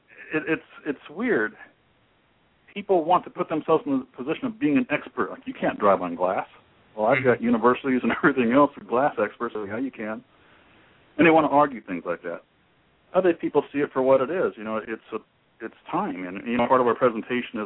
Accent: Dayton, Ohio, United States; I grew up in Dayton, Ohio

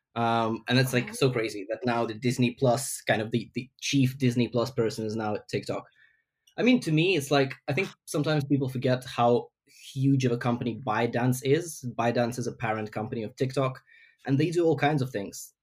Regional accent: Ukraine; now in London, United Kingdom; I'm from Ukraine originally, but I live in London.

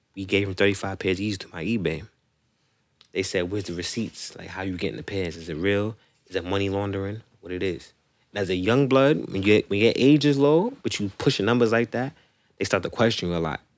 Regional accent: New York City, New York, United States; I'm from Rosedale

